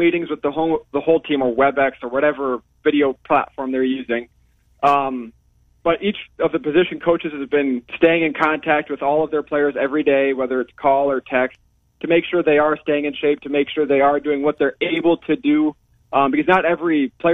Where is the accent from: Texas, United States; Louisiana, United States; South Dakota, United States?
South Dakota, United States; Sioux Falls; Sioux Falls, South Dakota, which is my hometown.